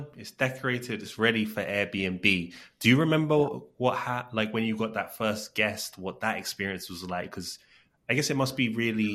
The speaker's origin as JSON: {"language": "English", "region": "London", "country": "United Kingdom", "moved": "yes", "said": "I'm originally from London"}